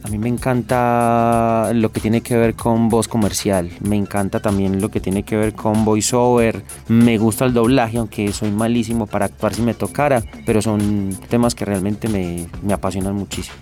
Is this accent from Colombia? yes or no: yes; Medellín, Antioquia, Colombia; Yo soy de Manrique Las Esmeraldas, uno de los barrios que construye la, Comuna Cuatro de Aranjuez